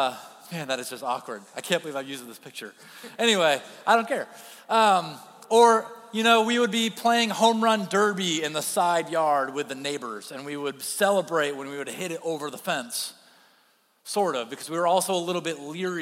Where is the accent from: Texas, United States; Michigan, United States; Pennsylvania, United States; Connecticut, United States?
Michigan, United States; Kentwood; I grew up in Kentwood, Michigan